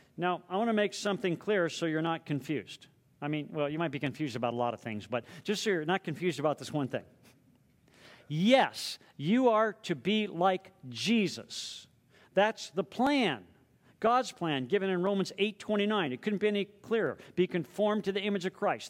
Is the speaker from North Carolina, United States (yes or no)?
no; Southern California, United States; now in Hawaii, United States; I grew up in Southern California